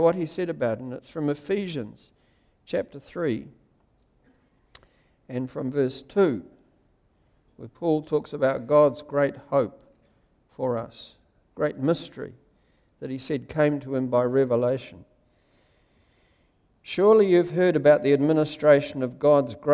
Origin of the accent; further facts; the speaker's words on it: Wellington, New Zealand; When I was a little boy, I grew up in Wellington